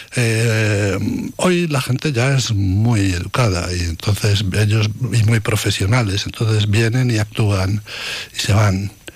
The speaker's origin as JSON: {"language": "Spanish", "town": "Valladolid", "region": "Castile and León", "country": "Spain", "said": "en mi tierra, en Valladolid"}